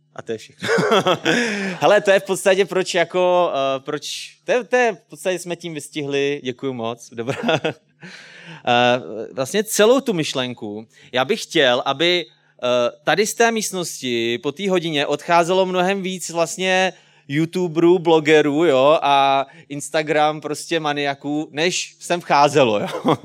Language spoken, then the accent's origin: Czech; Česká Třebová, Pardubice Region, Czechia; jsem z České Třebové, je mi třicet pět let